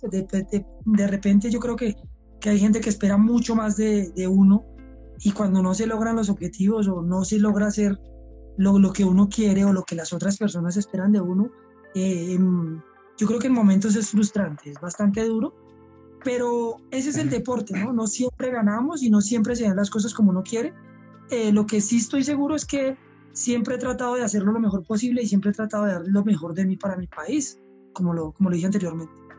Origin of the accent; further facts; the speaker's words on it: Colombia; yo realmente como élite colombiano